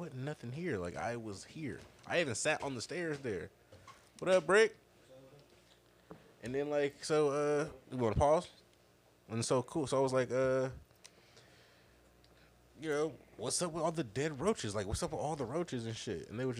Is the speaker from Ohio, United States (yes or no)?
yes; Cleveland Heights, Ohio, United States; we are in Cleveland Heights. Where are you from? I was like, I lived in this area my whole fucking life.